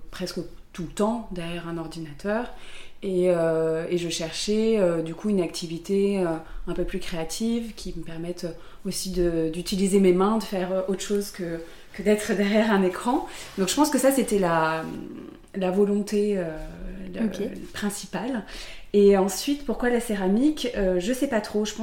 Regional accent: south of France, France; now in Paris, France; je suis, je suis originaire du sud de la France. J'habite à Paris

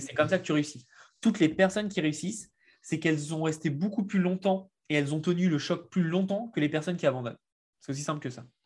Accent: France; accent: French; je suis français et puis bah ça s'entend l'accent

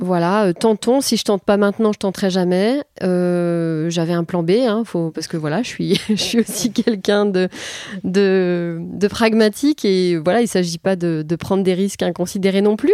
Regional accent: Les Attaques, Hauts-de-France, France; also born or lived in Calais; je suis née à Calais. J'ai grandi tout près de Calais, à Les Attaques.

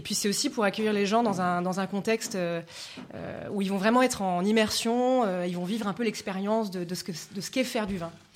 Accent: Layon, Anjou, Pays de la Loire, France; J'ai grandi dans le Léon, donc en Anjou. Je suis très attachée à ma région, c'est pour ça que je me suis installée à Angers.

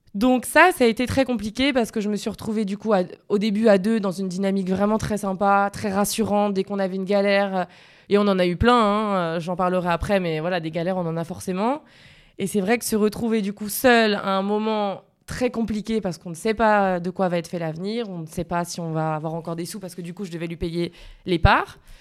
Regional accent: Sainte-Lucie-de-Tallano, Corsica, France; Je suis de Sainte-Lucie de Talane.

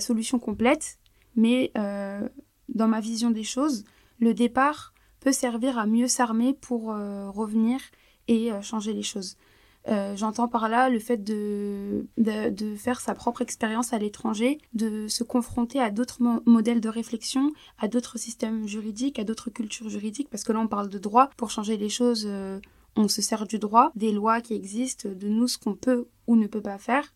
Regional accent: France; on est en France, on vit en France. en tant que française

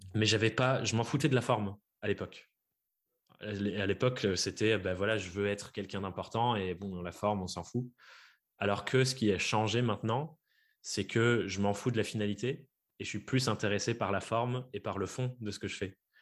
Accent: Dordogne, Nouvelle-Aquitaine, France; j'ai grandi en Dordogne.

